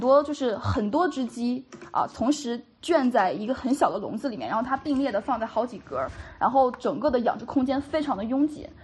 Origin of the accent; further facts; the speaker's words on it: China; 我们本身中国的这种所，就是接触，接受的传统教育